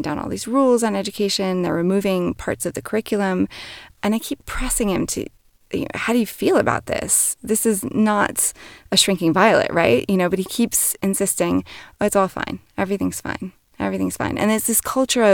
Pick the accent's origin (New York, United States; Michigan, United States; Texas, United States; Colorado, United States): New York, United States; as a New Yorker. We're very direct people